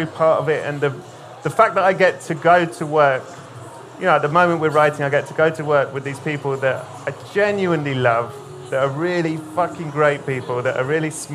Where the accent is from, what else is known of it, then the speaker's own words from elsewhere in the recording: United Kingdom; being British